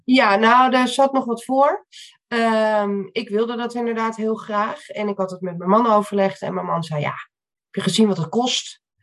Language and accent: Dutch; Amstelveen, North Holland, Netherlands; ik eh, kom uit Amstelveen.